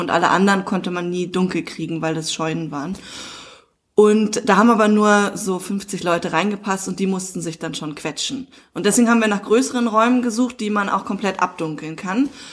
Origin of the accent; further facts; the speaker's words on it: Dahnsdorf, Brandenburg, Germany; moved away as an adult; also born or lived in Munich / Hamburg; ich bin ja hier aufgewachsen in dem Dorf